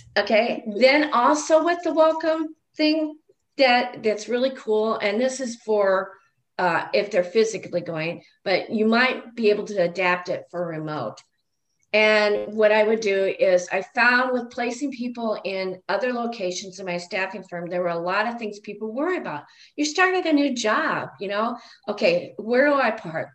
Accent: Illinois, United States; now in Nebraska, United States; I'm from Illinois, so there was more diversity there than there is in Nebraska

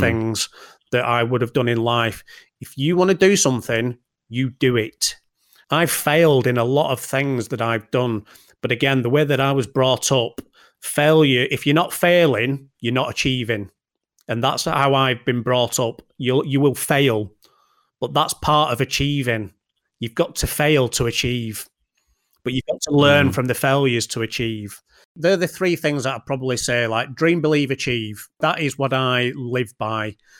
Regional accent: Bolton, North West England, United Kingdom; from Bolton

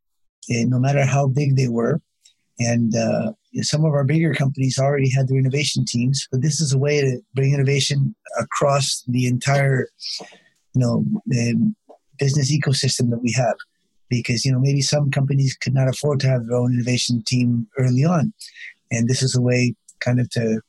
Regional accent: California, United States; moved away; I grew up in California

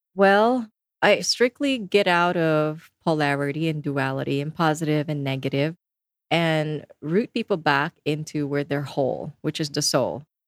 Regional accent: Philippines; I come from the Philippines, so pretty much the whole country is Catholic. And my family is all staunch Catholics. I sang in choirs growing up

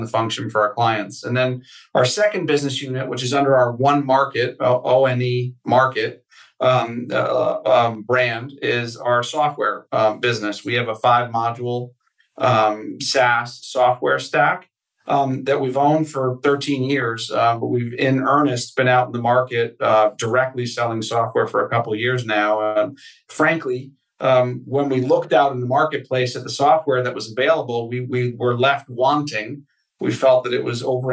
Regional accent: Connecticut, United States; I grew up in Connecticut

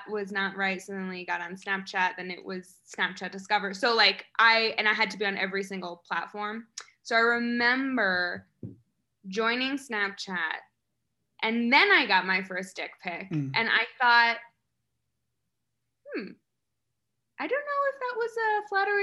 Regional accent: upstate New York, United States; I was born in New York City, but I was mostly raised in a very small rural farm town in upstate New York.

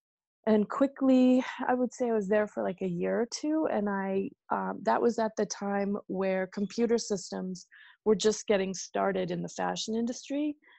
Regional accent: Iowa, United States; moved away as an adult; also born or lived in Dallas, Texas / New York City; I was born and raised in Iowa, and I went to school there.

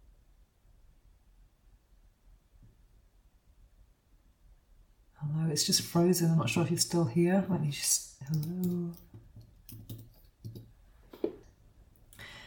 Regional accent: United Kingdom; now in Spain; Here in Spain, I'm British, but I live in Spain

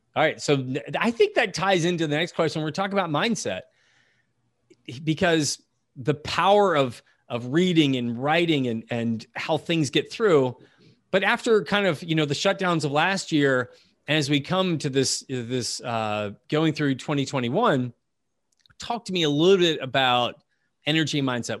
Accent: United States; as an American

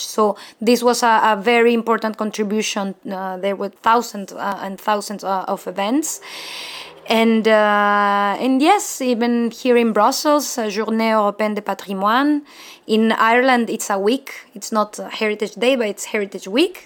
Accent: Mexico; English is a second language; moved away; I'm from Mexico

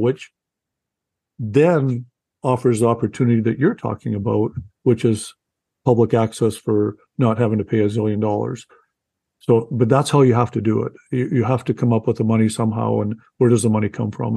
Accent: Canada; I'm a Canadian first time novelist.

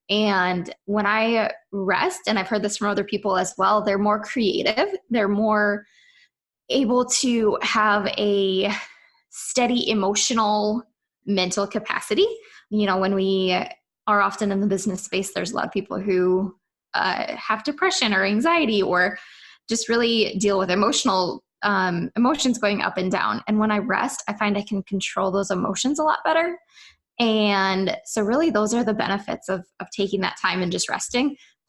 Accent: Wisconsin, United States; accent: Minnesotan; So I am from Wisconsin. I grew up on the Minnesota-Wisconsin border at the Twin Cities, for those of you who know where that is. And so I sound like a Minnesotan, even though I'm from Wisconsin.

